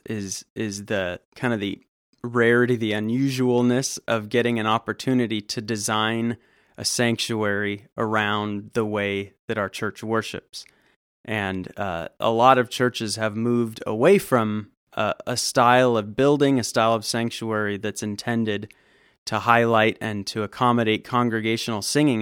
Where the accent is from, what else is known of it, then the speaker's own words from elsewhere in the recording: Southern California, United States; moved away as an adult; also born or lived in Fort Worth, Texas / Georgia; now in Woodstock, United States; I grew up in Southern California